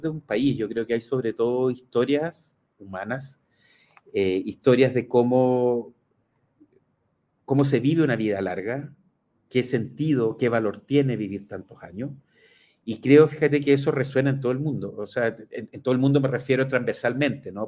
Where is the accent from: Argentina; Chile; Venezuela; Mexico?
Chile; quiénes somos los chilenos